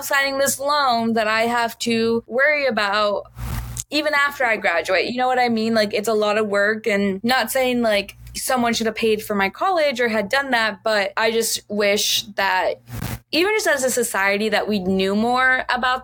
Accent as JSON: {"language": "English", "town": "Miami", "region": "Florida", "country": "United States", "tie": "born or raised there", "also_born_or_lived": "Chicago", "moved": "yes", "said": "I grew up in Miami where everyone speaks Spanish"}